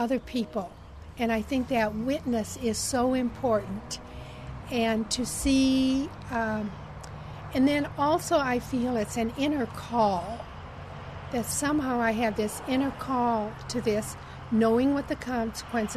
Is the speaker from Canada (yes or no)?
no; Iowa, United States; now in Knoxville, United States; I was born in Iowa and spent much of my life growing up in Iowa in the United States of America.